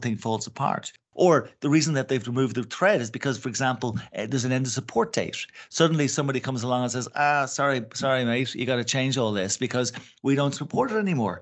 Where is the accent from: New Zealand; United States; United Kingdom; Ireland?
Ireland; We're two Irish guys